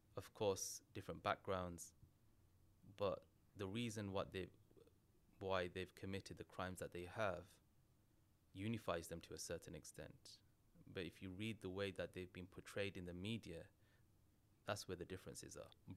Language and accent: English; England, United Kingdom; I'm British Bangladeshi